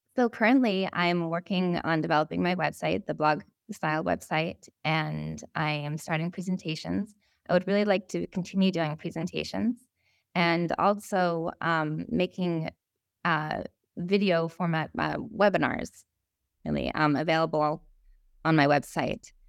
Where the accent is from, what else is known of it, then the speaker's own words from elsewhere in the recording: Vermont, United States; I grew up in Vermont